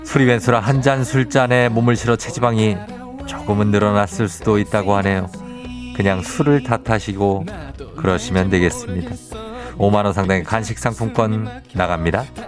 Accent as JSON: {"language": "Korean", "region": "Seoul", "country": "South Korea", "tie": "born or raised there", "said": "신암초 91년 2월에 졸업했습니다"}